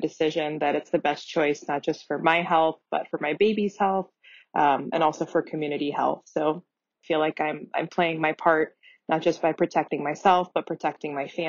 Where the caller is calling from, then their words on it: Santa Cruz, California, United States; I am calling from Santa Cruz, California.